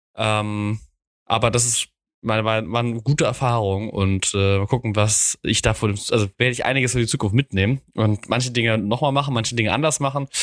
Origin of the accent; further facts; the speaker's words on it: Mainz, Rhineland-Palatinate, Germany; ich als Mainzer